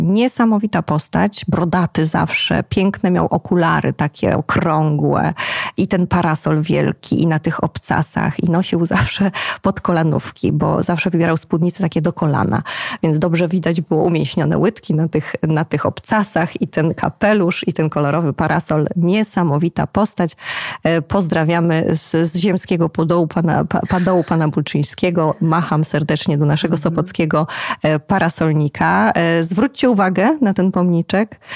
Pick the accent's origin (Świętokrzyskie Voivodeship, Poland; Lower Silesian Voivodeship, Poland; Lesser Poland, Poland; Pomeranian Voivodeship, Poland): Pomeranian Voivodeship, Poland; Sopot; Sopot jest moim rodzinnym miastem